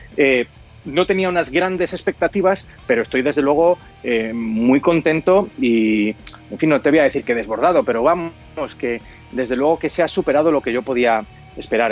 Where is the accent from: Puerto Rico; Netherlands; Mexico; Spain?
Spain; nosotros como españoles